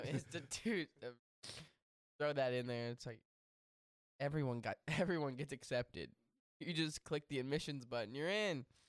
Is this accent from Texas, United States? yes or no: yes; Texas, United States; I grew up in Texas